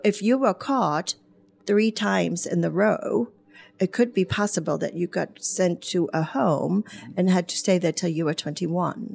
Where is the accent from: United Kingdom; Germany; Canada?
Germany; Bremerhaven, Bremen; English is a second language; also born or lived in Spain / Horse Cave, Kentucky; now in Brownsburg, United States; I was born in Bremerhaven, Germany